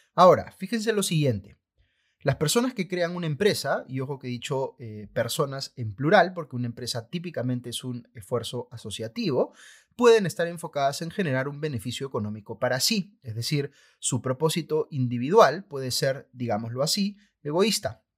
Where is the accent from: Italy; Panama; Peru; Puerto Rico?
Peru